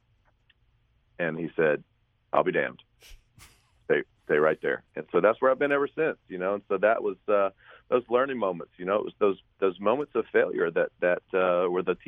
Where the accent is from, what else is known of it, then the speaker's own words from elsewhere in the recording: St. Simons Island, Georgia, United States; my hometown of St. Simon's Island, Georgia, right on the coast of Georgia.